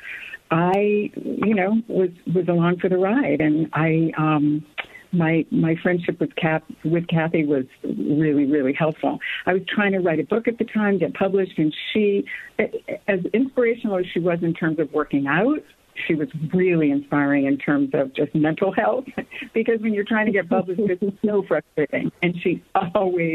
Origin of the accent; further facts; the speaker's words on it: New England, United States; moved away as an adult; also born or lived in Syracuse / Chicago; growing up in New England was amazing